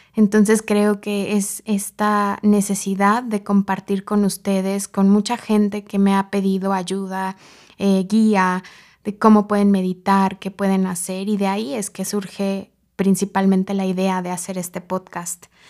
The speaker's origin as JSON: {"language": "Spanish", "region": "Mexico City", "country": "Mexico", "tie": "born or raised there", "said": "soy originaria de la Ciudad de México"}